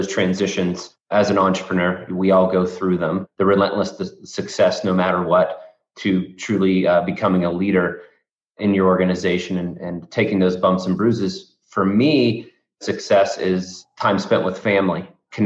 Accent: north of Pittsburgh, backcountry Pennsylvania, United States; I grew up in backcountry Pennsylvania, is what I like to call it, but north of Pittsburgh

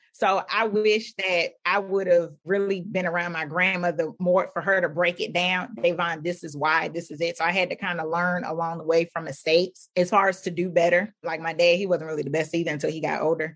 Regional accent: Philadelphia, Pennsylvania, United States; when I was growing up in Philadelphia, where I lived

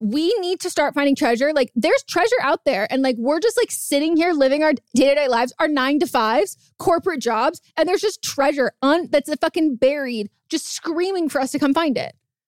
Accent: Northern California, United States; So I grew up in California, NorCal

